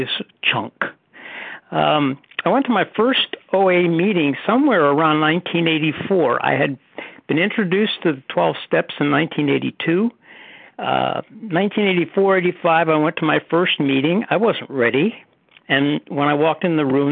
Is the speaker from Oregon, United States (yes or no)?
no; Pittsburgh, Pennsylvania, United States; now in Cary, United States; I was born in Pittsburgh, so I have a relationship to Pennsylvania